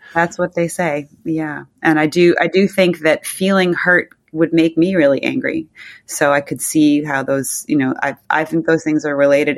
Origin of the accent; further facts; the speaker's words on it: New Jersey, United States; moved away as an adult; also born or lived in Southern California / Manhattan; now in New York, United States; I grew up mostly in New Jersey